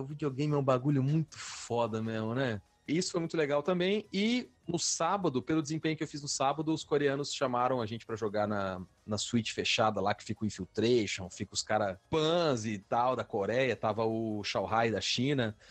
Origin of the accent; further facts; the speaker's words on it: Londrina, Paraná, Brazil; moved away as an adult; já faz cinco anos, cara, que eu saí de Londrina e tudo, e isso não cai a ficha. Na minha cabeça, eu ainda tô lá, morando com a minha mãe, na padaria